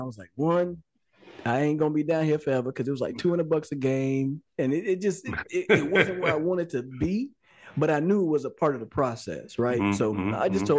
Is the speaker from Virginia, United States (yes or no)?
no; Texas, United States; I'm from Texas.